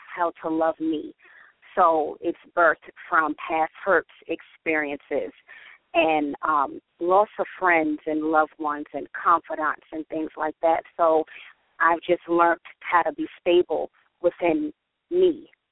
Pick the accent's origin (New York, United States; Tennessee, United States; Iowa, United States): New York, United States; New York City; I have been born and raised in the Bronx.